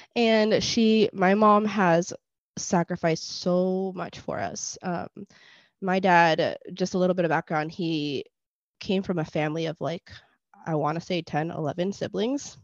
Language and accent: English; Puerto Rico; first language Spanish; English is a second language; I was born in Puerto Rico